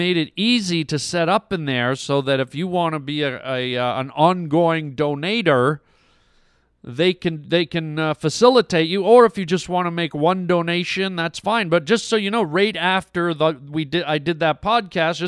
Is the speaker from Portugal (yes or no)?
no; Canada; I was born and raised in Canada.